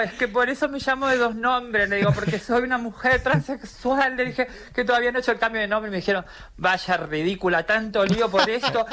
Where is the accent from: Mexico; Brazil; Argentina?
Argentina; now in Spain; vengo como de, Argentina, donde no tenemos, donde no tenemos realeza